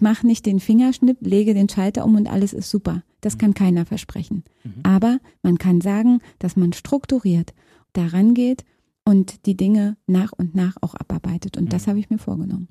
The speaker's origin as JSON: {"language": "German", "town": "Fürstenwalde", "region": "Brandenburg", "country": "Germany", "tie": "born or raised there", "also_born_or_lived": "Frankfurt (Oder)", "moved": "as an adult", "lives_now": "Berlin, Germany", "said": "Ich bin geboren in Frankfurt an der Oder, bin dann in der Nähe von Fürstenwalde Spree aufgewachsen, habe in Fürstenwalde mein Abitur gemacht und bin nach dem Abitur nach Berlin gegangen."}